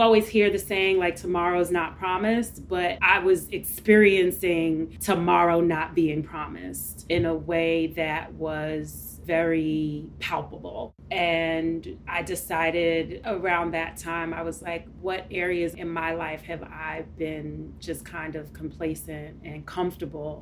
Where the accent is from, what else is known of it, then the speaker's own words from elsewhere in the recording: New York City, New York, United States; first generation of Caribbean parents growing up in East New York, Brooklyn